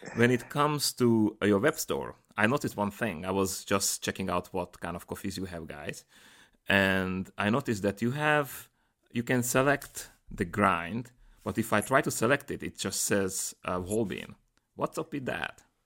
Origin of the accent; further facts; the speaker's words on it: Slovakia; Slovakia, my home country